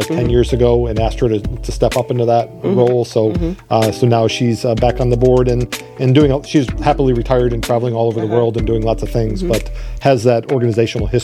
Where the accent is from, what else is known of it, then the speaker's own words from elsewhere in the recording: Lee County, Florida, United States; moved away as an adult; also born or lived in Michigan / South Carolina / Toledo, Ohio / Buffalo, New York; I grew up in Lee County